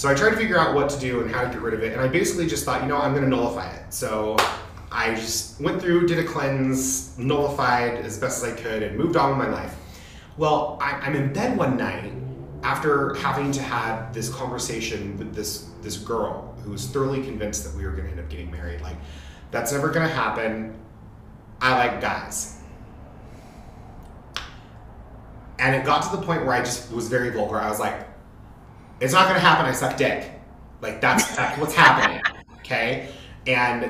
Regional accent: Utah, United States; I grew up in Utah

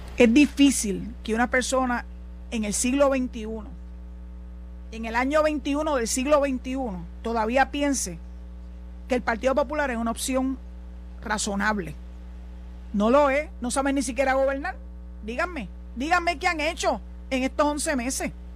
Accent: Puerto Rico

